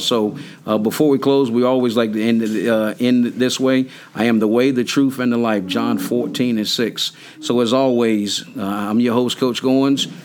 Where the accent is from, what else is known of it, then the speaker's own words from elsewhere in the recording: North Carolina, United States; me growing up in North Carolina.